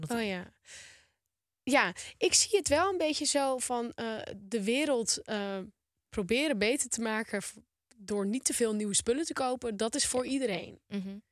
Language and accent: Dutch; Volendam, North Holland, Netherlands; Ik ben een Volendammer